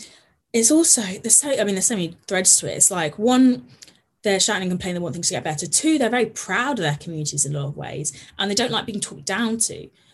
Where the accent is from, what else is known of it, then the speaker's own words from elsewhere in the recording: Midlands, United Kingdom; well, I come from the Midlands and it is being ignored.